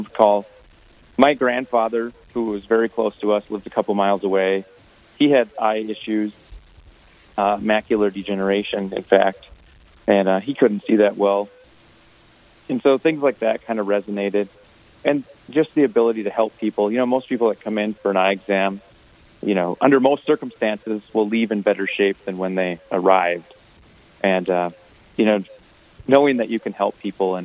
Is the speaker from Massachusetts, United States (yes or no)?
no; Carlos, Minnesota, United States; I grew up in Carlos, Minnesota, roughly 10 miles north of Alexandria